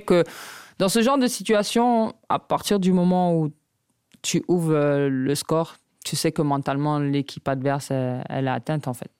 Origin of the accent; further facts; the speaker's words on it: Le Prêcheur, Martinique; moved away; chez ma mère en Martinique